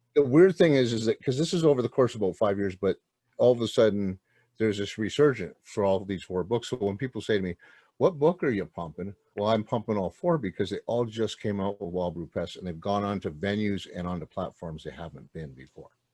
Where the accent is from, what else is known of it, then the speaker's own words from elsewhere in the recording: outside Montreal, Quebec, Canada; I was born in a place called uh, well out, outside Montreal, Quebec